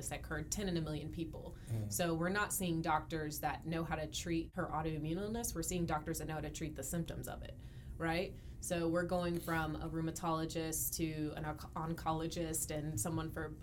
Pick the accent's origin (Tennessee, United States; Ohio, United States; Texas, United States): Texas, United States; Dallas; I born and raised in Dallas